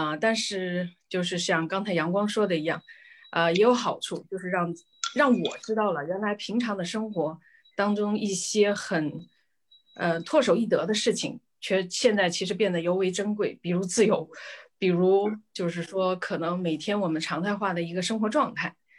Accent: Wuhan, Hubei, China; now in Beijing, China; 我是在北京的湖北人，武汉人。

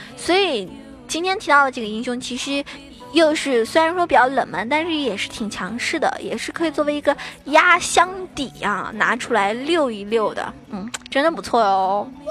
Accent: China; 作为一个中国人来说的话

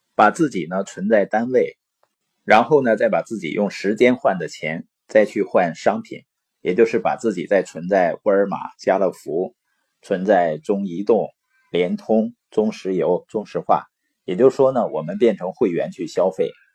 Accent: Baoqing, Heilongjiang, China; moved away; also born or lived in Boli County, Heilongjiang; 我是黑龙江的，从小呢出生在宝清县，父母是那边的支边青年

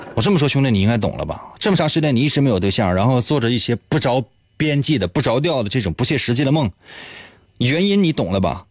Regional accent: Northeast China, China; 咱们东北人

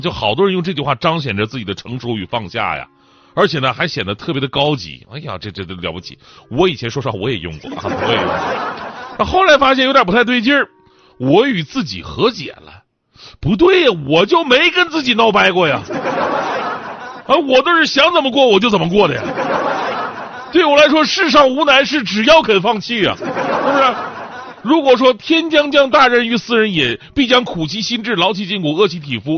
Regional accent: Changchun, Jilin, China; 我老家长春

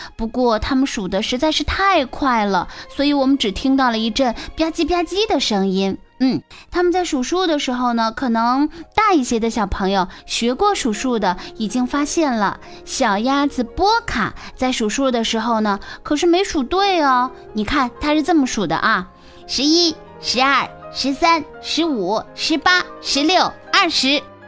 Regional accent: Xi'an, Shaanxi, China; 我来自西安

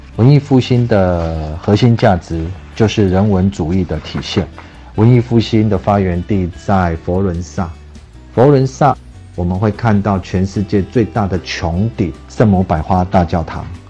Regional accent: China; 意大利人吃披萨跟我们中国人吃披萨不太一样

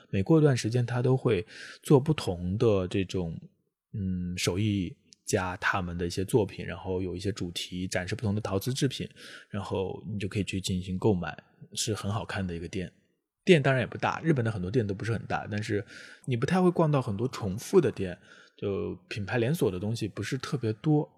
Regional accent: Jiangxi, China; 作为一个南方人，我虽然老家在江西是会下雪的，但是确实没有见过这么多的雪

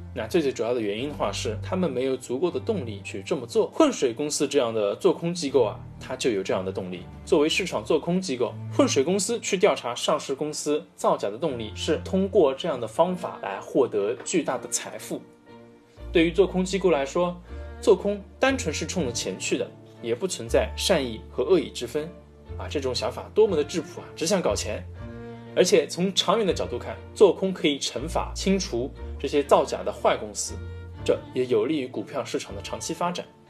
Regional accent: China; 我们中国的传统饮料

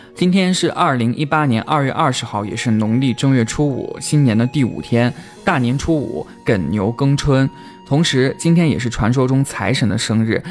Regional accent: Shaanxi, China; 我们陕西人就是泼辣

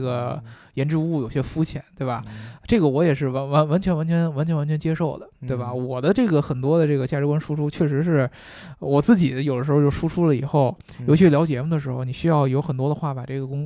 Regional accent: China; 我们中国人

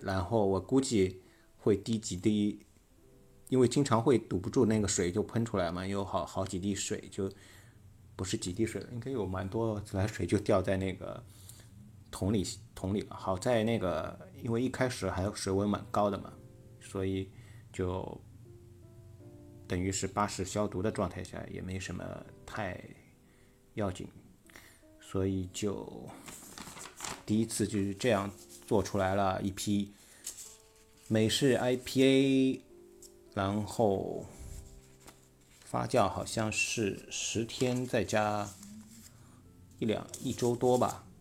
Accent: Shanghai, China; accent: Shanghainese; 我们上海话叫铺出来

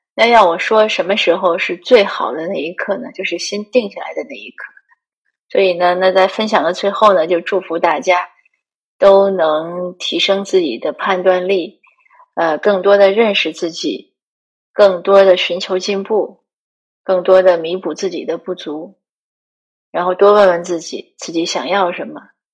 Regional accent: one of the five provinces of North China, China; moved away as an adult; also born or lived in Greater Vancouver, Canada; now in Vancouver, Canada; 如果问我哪里人呢，我一般都会说华北无省，你猜三次

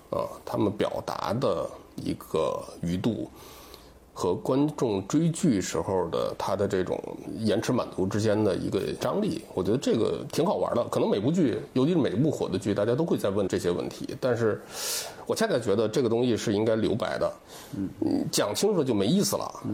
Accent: Tianjin, China; 因为我天津人，天津人也，也有这个消解生活中这种苦难的这个爱好

